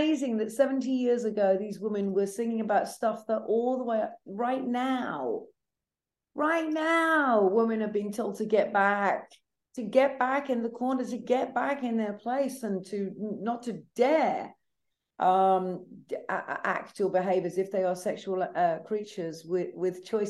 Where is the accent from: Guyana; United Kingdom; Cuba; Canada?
United Kingdom; accent: British; also born or lived in London; now in New Orleans, United States; as you can tell with my British accent, because I live between London and here where you find me in New Orleans